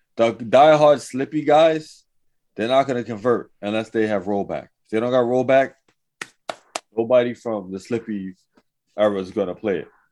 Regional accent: New York City, New York, United States; I was from Manhattan. I was in Lower East Side

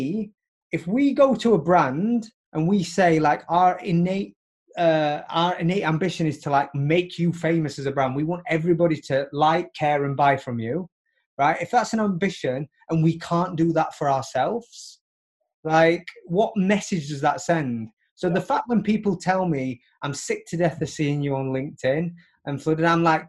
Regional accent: Barnsley, Yorkshire and the Humber, United Kingdom; moved away as an adult; now in New York, United States; I live in New York now, but, like, I grew up in Barnsley

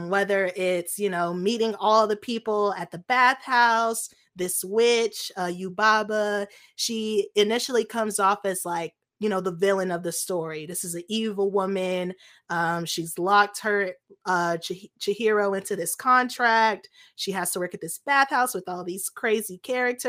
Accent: United States; as an American

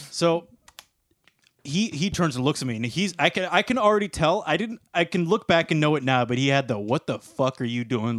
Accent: Sarnia, Ontario, Canada; born or raised there

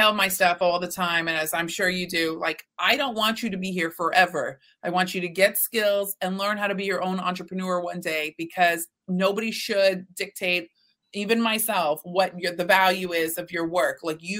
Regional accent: Texas, United States; Let's talk about this one, because I'm from Texas, as are you, ma'am.

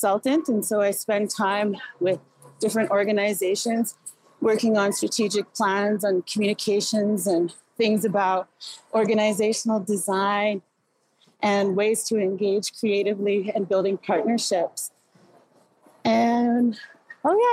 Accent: Inuvik, Northwest Territories, Canada; also born or lived in Iqaluit, Nunavut; I come from the community of Inuvik. I was raised in Iqaluit and Inuvik in the Beaufort Delta

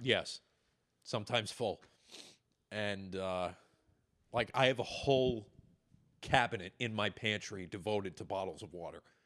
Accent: Long Island, New York, United States; moved away as an adult; growing up on Long Island, you are not supposed to go anywhere near the water

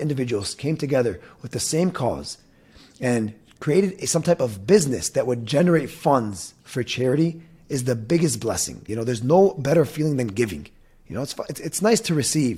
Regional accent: Dearborn, Michigan, United States; Born and raised in Dearborn

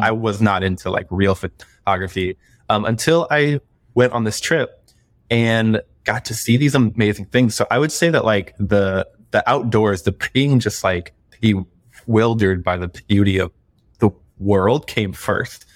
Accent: Florida, United States; moved away; I'm from Florida originally

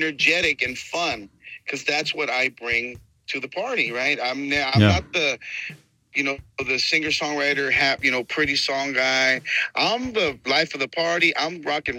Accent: San Antonio, Texas, United States; first language Spanish; English is a second language; I've been here in Texas, you know, since I was born in Texas, born in San Antonio

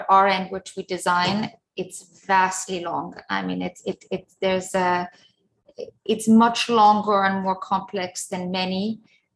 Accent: Zurich, Switzerland; now in London, United Kingdom; when I was a child growing up in Zurich

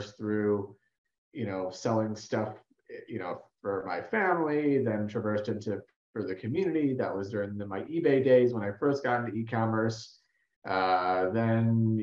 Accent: Chicago, Illinois, United States; I'm born and raised in the Chicago suburbs, about an hour north of the city

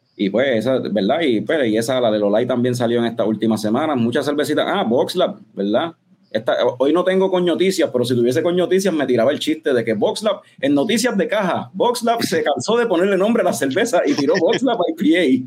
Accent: Puerto Rico; somos de Puerto Rico

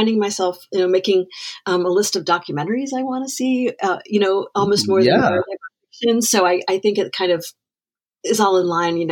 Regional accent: Wheaton, Maryland, United States; also born or lived in Washington, D.C.; I am actually from Wheaton, Maryland. I grew up, I'm born and bred in the DMV

